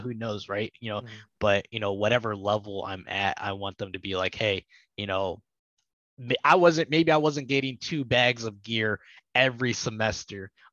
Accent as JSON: {"language": "English", "town": "Toledo", "region": "Ohio", "country": "United States", "tie": "born or raised there", "said": "I grew up in Toledo"}